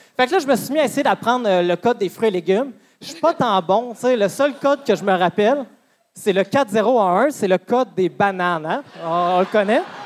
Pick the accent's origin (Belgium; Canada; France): Canada; Amos, Quebec; Moi, je viens d'Amos.